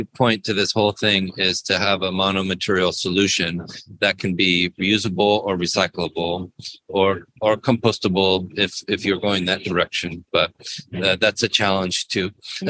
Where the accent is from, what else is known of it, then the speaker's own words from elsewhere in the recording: United States; as an American